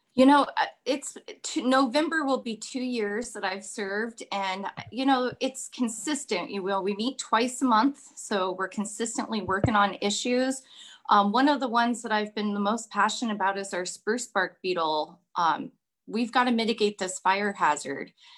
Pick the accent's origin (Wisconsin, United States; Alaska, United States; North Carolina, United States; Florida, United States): Alaska, United States; Kenai; I was born and raised here in Kenai